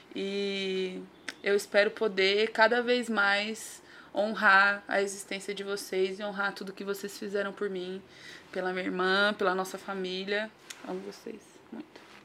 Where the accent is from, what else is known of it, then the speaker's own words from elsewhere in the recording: São Paulo, Brazil; Nascida e criada no Grajaú mais precisamente ali no Mutirão, perto do Jardim Lucélia